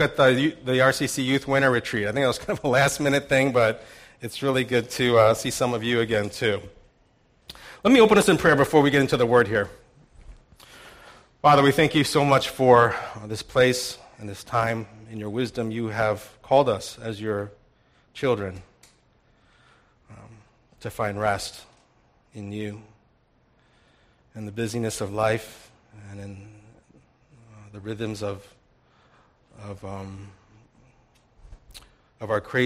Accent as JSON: {"language": "English", "town": "St. Louis", "region": "Missouri", "country": "United States", "tie": "born or raised there", "moved": "yes", "said": "I went back to St. Louis, my hometown"}